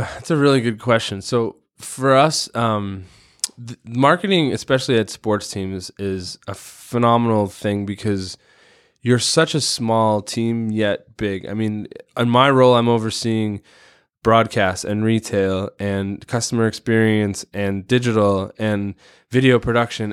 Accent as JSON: {"language": "English", "town": "Chicago", "region": "Illinois", "country": "United States", "tie": "born or raised there", "moved": "yes", "lives_now": "Portland, United States", "said": "I grew up in Chicago in the nineties in the Jordan era"}